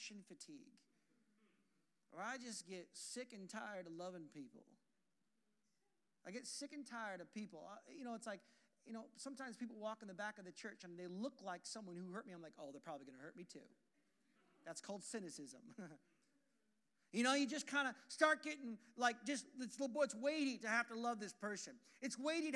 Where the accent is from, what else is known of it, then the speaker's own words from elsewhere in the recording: Portland, Oregon, United States; I'm from Portland, Oregon